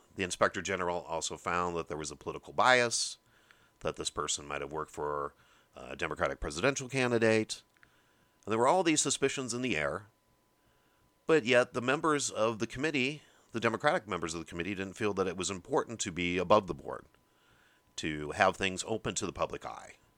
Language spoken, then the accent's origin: English; Midwest, United States; I'm from the Midwest